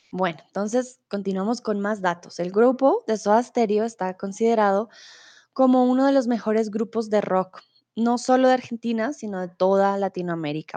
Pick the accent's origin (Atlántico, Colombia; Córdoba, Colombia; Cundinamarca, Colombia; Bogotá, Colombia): Bogotá, Colombia; soy de Colombia, soy de Bogotá